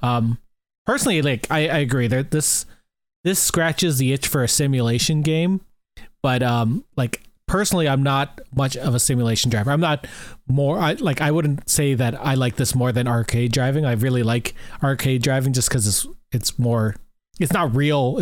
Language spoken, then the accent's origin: English; Canada; being Canadian